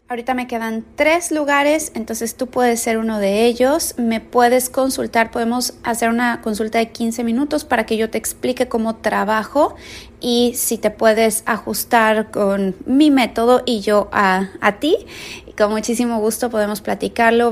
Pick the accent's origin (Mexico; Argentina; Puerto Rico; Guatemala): Mexico; now in San Diego, United States; vivo en San Diego, California, soy mexicana